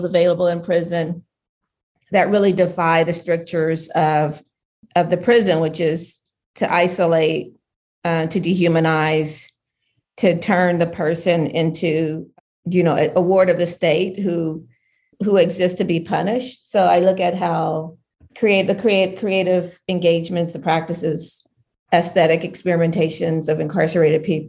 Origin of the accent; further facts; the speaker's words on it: Southwest Ohio, United States; where we grew up in Southwest Ohio